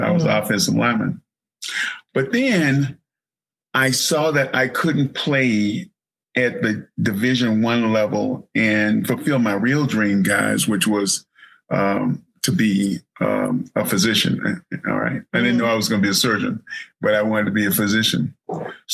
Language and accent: English; Mississippi Delta, United States; little baby boy born in the Mississippi Delta